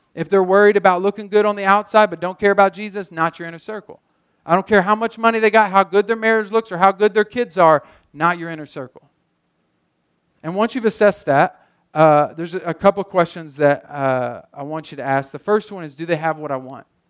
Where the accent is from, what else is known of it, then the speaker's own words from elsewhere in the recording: Muskogee, Oklahoma, United States; moved away as an adult; I love my hometown. I love this town